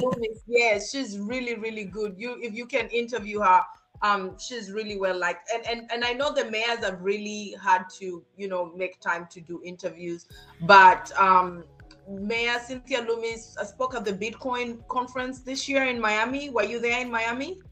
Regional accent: Kenya; moved away as an adult; also born or lived in Germany; now in San Antonio, United States; I actually grew up in Kenya and I spent 18 years of my life. My first 18 years was spent in Kenya

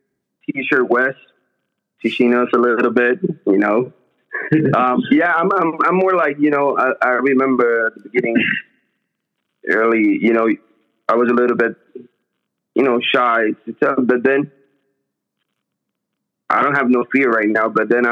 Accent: Puerto Rico; I apply that when people ask me, just because I'm from Puerto Rico.

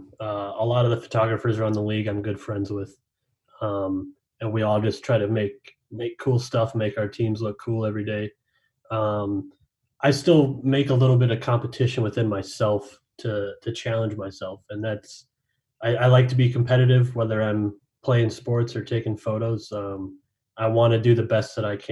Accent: St. Cloud, Minnesota, United States; I'm a Minnesota native, born and raised, grew up a Twins fan, grew up in St. Cloud, Minnesota

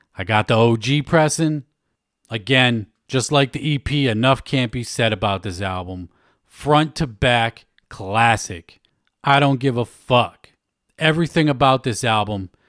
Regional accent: Worcester, Massachusetts, United States; Worcester, Mass, my hometown.

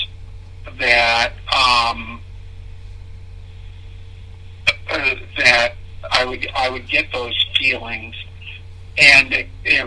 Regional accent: Michigan, United States; also born or lived in Connecticut; We moved from Connecticut to Michigan, and then Ada, Belding, Greenville. But in Ada or in Belding, we lived in three homes

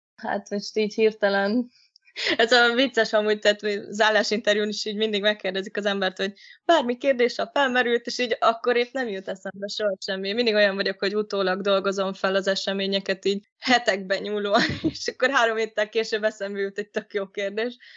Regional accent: Hungary; én Kertvárosban nőttem fel, és ott is lakom jelenleg is

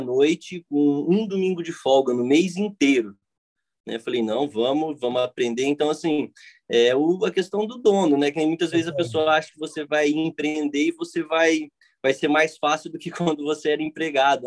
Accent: Cidade Gaúcha, Paraná, Brazil; É, eu sou de Cidade Gaúcha, né, Paraná.

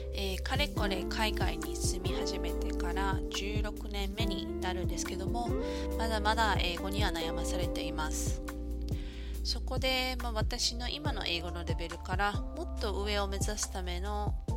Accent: Hokkaido, Japan; moved away as an adult; also born or lived in Cairns, Australia / Brisbane, Australia; now in New Zealand; 私は現在ニュージーランドに住んでいますがもともとは北海道出身です

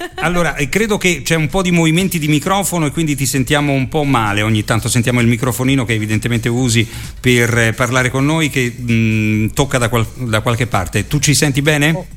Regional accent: Rome, Lazio, Italy; essendo io di Roma

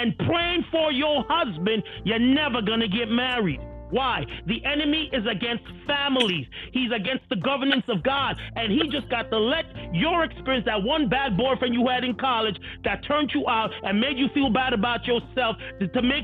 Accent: New York City, New York, United States; I'm from Brooklyn. I grew up in Brooklyn. That's how we talk.

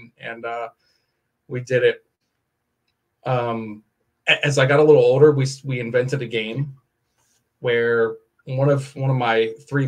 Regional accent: Maryland, United States; moved away; also born or lived in Indiana; I grew up in Maryland in a little suburb of a city

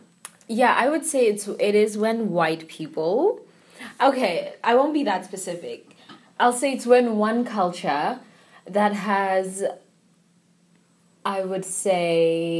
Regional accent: South Africa; I'm South African

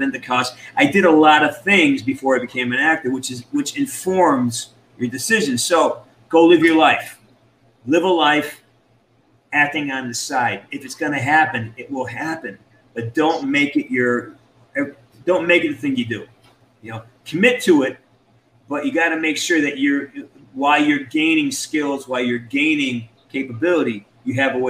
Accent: London, United Kingdom

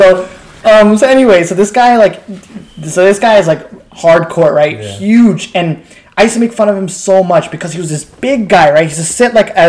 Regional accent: Pakistan; I'm like, no, I'm Pakistani, just speak Bangla.

